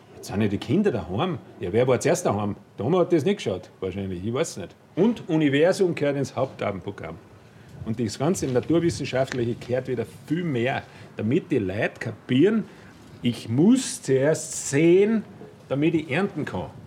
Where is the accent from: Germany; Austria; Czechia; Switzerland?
Austria; als Österreicher